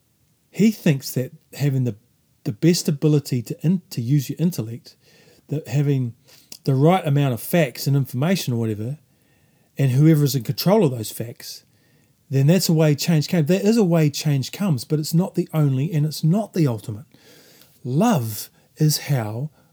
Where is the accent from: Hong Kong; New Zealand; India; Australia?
New Zealand